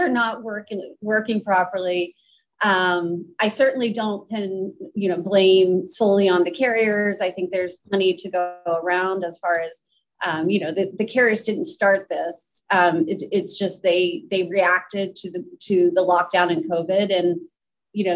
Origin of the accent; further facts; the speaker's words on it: Pittsburgh, Pennsylvania, United States; I'm originally from Pittsburgh